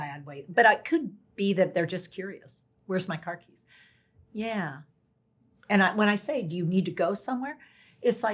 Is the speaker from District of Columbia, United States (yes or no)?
no; North Carolina, United States; I'm from North Carolina